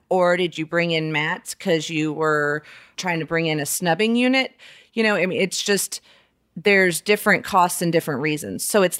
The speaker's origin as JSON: {"language": "English", "region": "Alabama", "country": "United States", "tie": "born or raised there", "also_born_or_lived": "South Florida / Southern California", "said": "I was born in Alabama. I moved all over. We lived in South Florida, Southern California, moved back to Alabama for middle school and high school."}